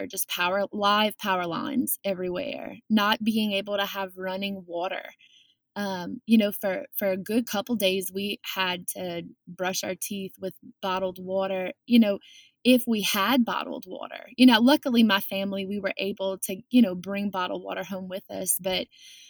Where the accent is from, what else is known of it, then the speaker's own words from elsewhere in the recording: South Lafourche, Louisiana, United States; we are from the South Lafourche community